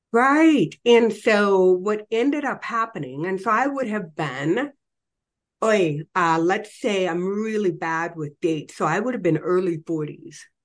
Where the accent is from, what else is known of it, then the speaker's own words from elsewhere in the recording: Illinois, United States; moved away as an adult; also born or lived in Colorado Springs / Ho Chi Minh City; I, I was raised in Illinois, you know, I was kind of like a farm girl